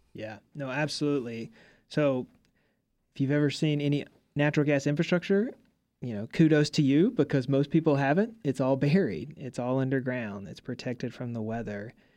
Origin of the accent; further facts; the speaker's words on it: Mississippi, United States; I'm from Mississippi